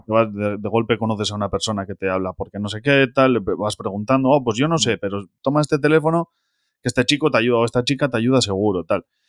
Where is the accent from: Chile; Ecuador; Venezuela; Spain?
Spain; Basauri, Basque Country; Yo soy de Basauri, de Bilbao